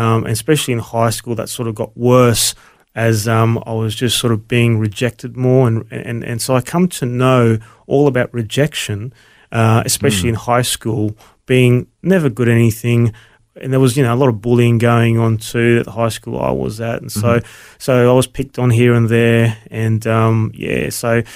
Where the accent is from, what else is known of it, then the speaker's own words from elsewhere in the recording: Brisbane, Queensland, Australia; also born or lived in Melbourne; So we moved to Brisbane, and I grew up in Brisbane from there on.